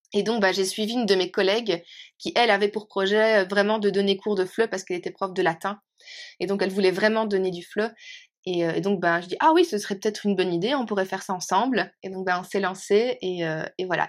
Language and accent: French; Belgium; now in Norway; mon pays de cœur, euh, ça reste mon pays d'origine. ça reste chez moi, quoi. Ça reste la Belgique.